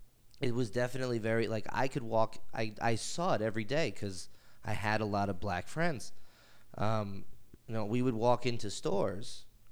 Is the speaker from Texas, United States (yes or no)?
no; New York City, New York, United States; Was born and raised in Brooklyn.